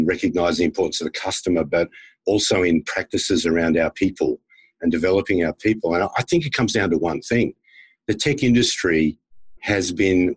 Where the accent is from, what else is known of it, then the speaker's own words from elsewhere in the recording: Australia; also born or lived in United States; as an Australian who lived in the US, actually lived in the US as a school kid and then worked with American companies for many years